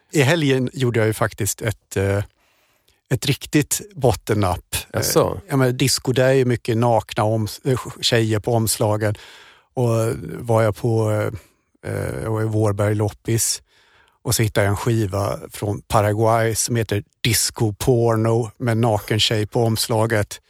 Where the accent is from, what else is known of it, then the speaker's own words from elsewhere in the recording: Germany; moved away; jag är tysk